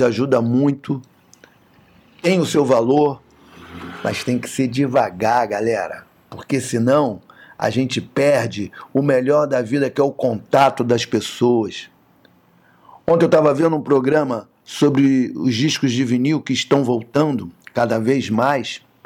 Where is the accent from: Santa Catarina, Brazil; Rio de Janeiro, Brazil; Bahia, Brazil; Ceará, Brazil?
Rio de Janeiro, Brazil; Nasci em Madureira, não nasci em Nova York